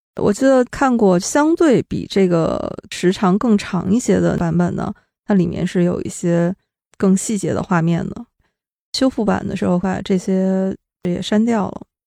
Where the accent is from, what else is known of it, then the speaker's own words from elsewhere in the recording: Shenyang, Liaoning, China; moved away; 真真正正的就是沈阳老乡